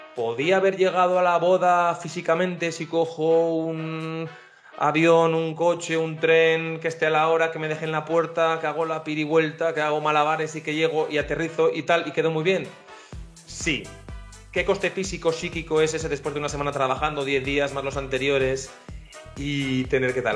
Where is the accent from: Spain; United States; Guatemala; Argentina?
Spain; northern Spain; aquí, como somos más norteños, con ese espíritu un poco más cerrado